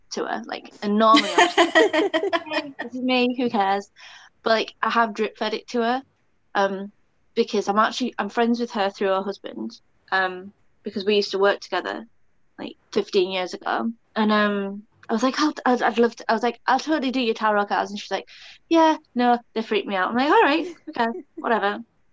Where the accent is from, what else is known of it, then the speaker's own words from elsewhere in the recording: United Kingdom; I'm British, I'm Celtic.